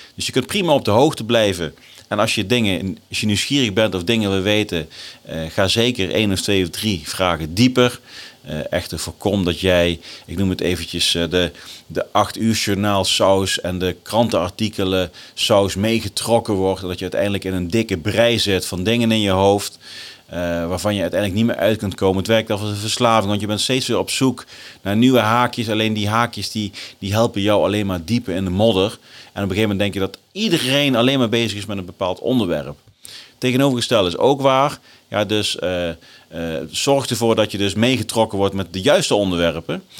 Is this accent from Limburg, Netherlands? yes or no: no; Nijmegen, Gelderland, Netherlands; in Nijmegen, mijn geboortestad